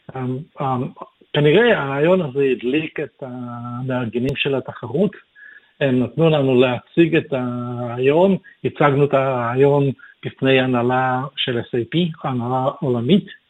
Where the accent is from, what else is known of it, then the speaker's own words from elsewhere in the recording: Kyiv, Ukraine; also born or lived in Israel / North Sydney, Australia; now in Sydney, Australia; אני נולדתי בקייב באוקראינה